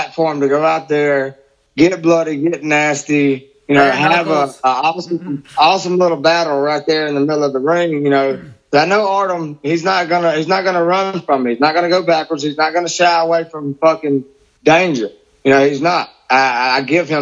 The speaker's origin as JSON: {"language": "English", "town": "Biloxi", "region": "Mississippi", "country": "United States", "tie": "born or raised there", "said": "this is in my hometown"}